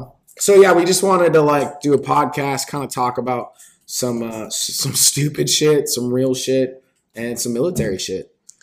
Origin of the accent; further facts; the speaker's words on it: Bakersfield, California, United States; moved away as an adult; also born or lived in Minnesota; I'm from, I hope you don't know where this is, Bakersfield, California.